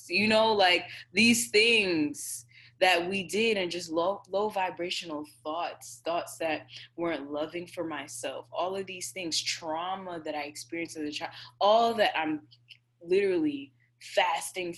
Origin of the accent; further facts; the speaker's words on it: Jamaica; I'm Jamaican, y'all. I grew up on jerk chicken and curry shrimp